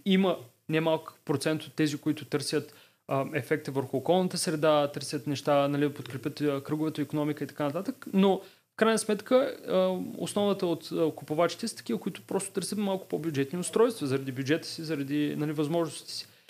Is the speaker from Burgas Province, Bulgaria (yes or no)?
no; Varna, Varna Province, Bulgaria; аз съм от Варна и тогава в а, него период бях във Варна